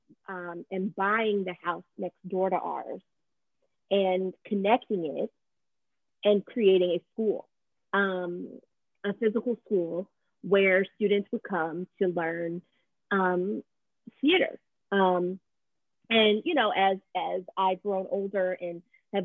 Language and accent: English; Mississippi, United States; born or raised there; moved away as an adult; also born or lived in Brooklyn, New York; now in New York, United States